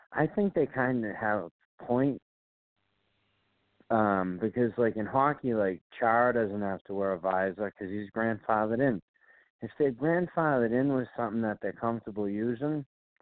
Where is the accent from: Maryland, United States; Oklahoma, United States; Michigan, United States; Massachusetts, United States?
Massachusetts, United States; Boston; accent: Boston